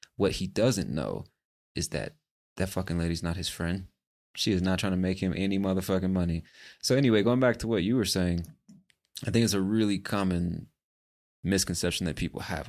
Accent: United States; moved away as an adult; As an American born and raised in the States

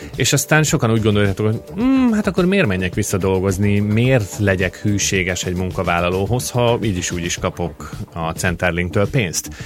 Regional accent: Hungary; now in Australia; három-négy munkahelyet hagytam el Magyarországon

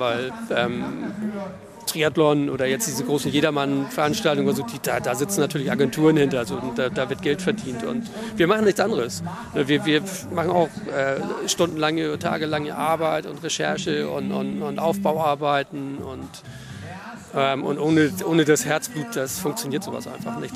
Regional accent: Hamburg, Germany; wir sind Hamburger

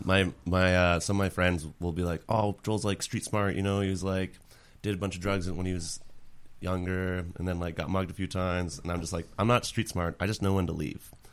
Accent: Winnipeg, Manitoba, Canada; moved away; I, like, grew up in a small neighborhood ca-, or actually, it's not that small. Saint James is what it's called.

